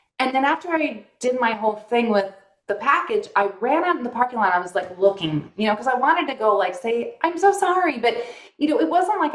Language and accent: English; Northern California, United States; moved away as an adult; also born or lived in Burbank, California; now in Arizona, United States; by the time I was in second grade, we were in Northern California at that point, and stayed there my whole life